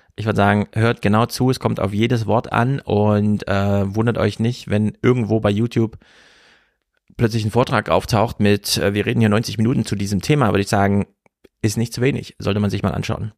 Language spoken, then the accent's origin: German; Germany; als Deutsche